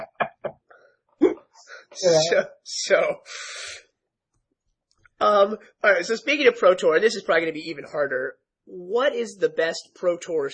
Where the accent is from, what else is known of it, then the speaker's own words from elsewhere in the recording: Pennsylvania, United States; growing up on the East Coast, you know, growing up in Pennsylvania